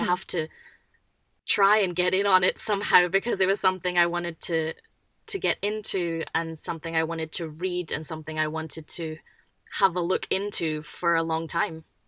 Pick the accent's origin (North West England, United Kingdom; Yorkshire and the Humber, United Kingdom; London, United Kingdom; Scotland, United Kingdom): Scotland, United Kingdom; now in Western Australia, Australia; I'm originally from Scotland